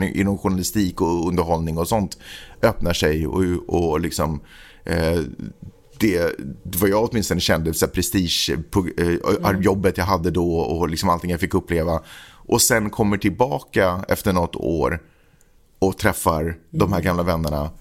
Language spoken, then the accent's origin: Swedish; Stockholm, Stockholm County, Sweden; moved away as an adult; also born or lived in Finland; född och uppvuxen i Stockholm